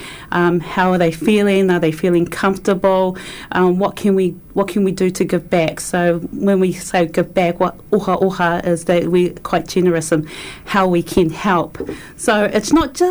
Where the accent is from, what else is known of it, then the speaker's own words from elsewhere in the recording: Auckland, New Zealand; moved away as an adult; now in Christchurch, New Zealand; I'm originally from Auckland, and I've been living in Otatahi, Christchurch for about 9 years now.